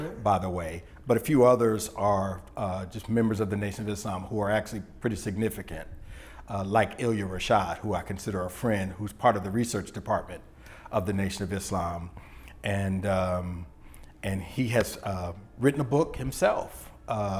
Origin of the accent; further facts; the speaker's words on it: Santa Ana, California, United States; moved away as an adult; also born or lived in Los Angeles, California; now in Louisiana, United States; I grew up in Southern California